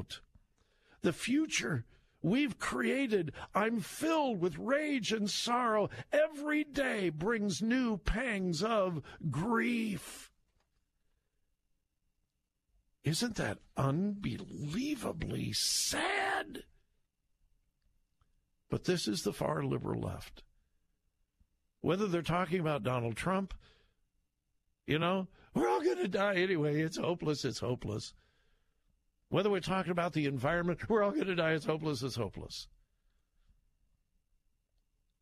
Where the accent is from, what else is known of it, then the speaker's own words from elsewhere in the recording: Southern California, United States; I grew up in Southern California in the late 50s and the 60s when you could not breathe